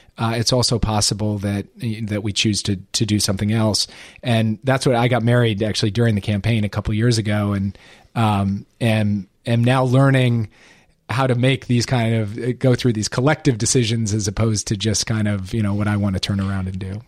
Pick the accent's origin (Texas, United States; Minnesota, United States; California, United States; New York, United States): Minnesota, United States; Minneapolis; moved away; the place I grew up, about my hometown, about the state of Minnesota